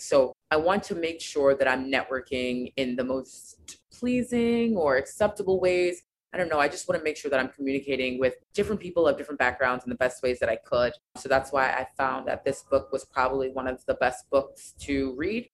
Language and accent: English; United States; I am American, I've been born here, that's all that I know